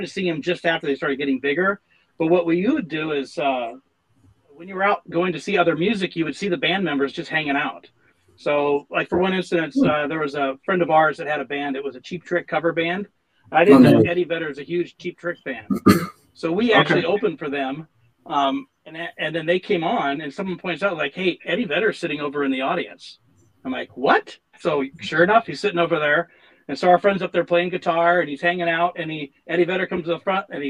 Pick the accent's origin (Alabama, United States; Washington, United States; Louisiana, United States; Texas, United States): Washington, United States; Seattle; Born and raised in Seattle